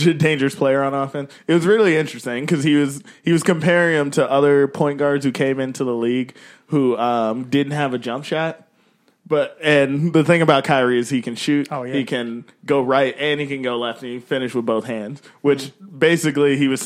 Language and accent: English; Bellwood, Illinois, United States; my hometown, Bellwood, Illinois.